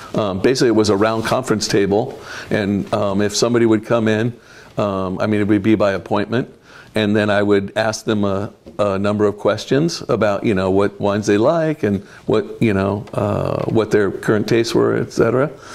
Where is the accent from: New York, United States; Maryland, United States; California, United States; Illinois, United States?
California, United States; Fresno; moved away as an adult; also born or lived in Michigan; now in Oregon, United States; I grew up in Fresno, California